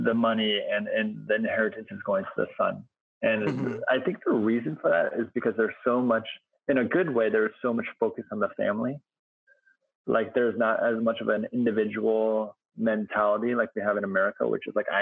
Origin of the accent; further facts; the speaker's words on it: United States; as an American